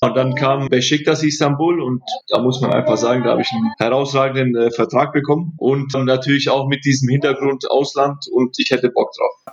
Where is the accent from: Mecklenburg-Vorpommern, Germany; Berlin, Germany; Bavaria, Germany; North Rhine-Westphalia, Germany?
Bavaria, Germany; Forchheim; ich bin in Vorheim groß geworden, in Vorheim Nord, um genau zu sein